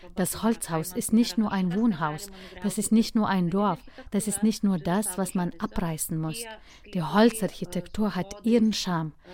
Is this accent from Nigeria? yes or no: no; Lithuania; mein Heimatland